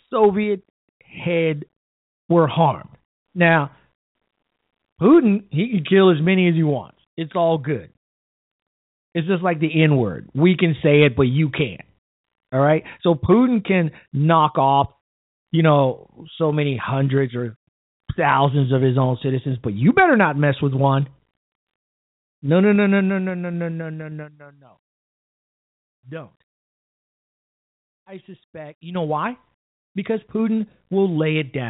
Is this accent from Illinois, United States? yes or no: yes; Chicago, Illinois, United States; my hometown of Chicago on the South Side